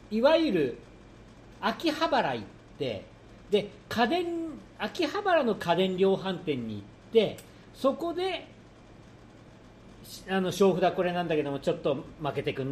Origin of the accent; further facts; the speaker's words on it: Tokyo, Japan; 福島さんはね東京の人、僕、うん、も東京